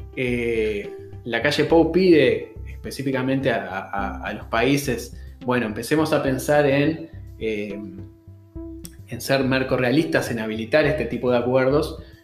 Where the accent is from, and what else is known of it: Uruguay